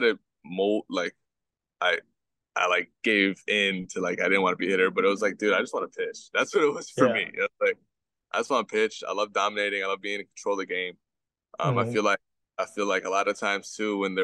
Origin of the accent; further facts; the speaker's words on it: Belleville, New Jersey, United States; So I grew up in New Jersey, North Jersey to be specific. I grew up in this town right outside of North New Jersey, North. It's called Belleville